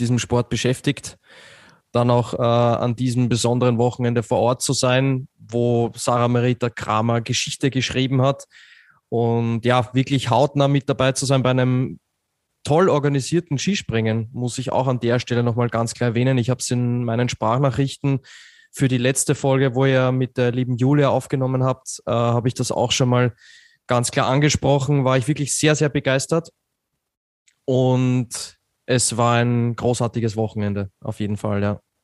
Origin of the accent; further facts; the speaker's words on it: Austria; ich bin da natürlich ein bisschen befangen als Österreicher